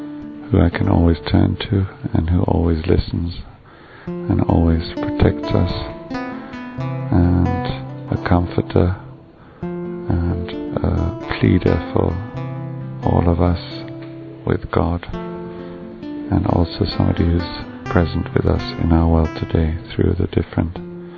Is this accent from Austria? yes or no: yes; Salzburg, Austria; I'm from Salzburg, Austria.